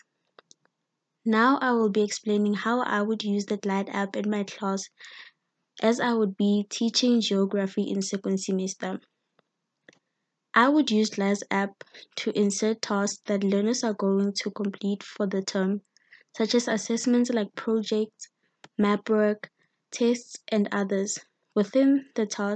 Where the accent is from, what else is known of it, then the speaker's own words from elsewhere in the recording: Mpumalanga, South Africa; I'm from Mpumalanga's Gilbert Fontein